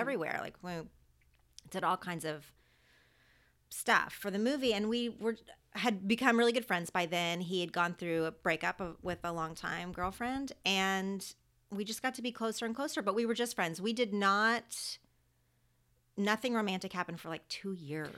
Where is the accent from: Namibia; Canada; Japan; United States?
United States; Oklahoma; accent: twangy; moved away as an adult; now in Los Angeles, United States; When I was growing up in Oklahoma